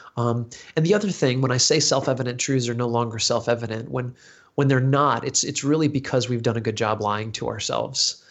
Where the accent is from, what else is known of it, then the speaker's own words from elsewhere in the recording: United States; accent: American; my American accent